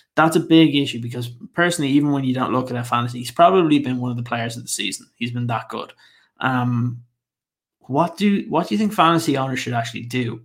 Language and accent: English; Ireland; I'm Irish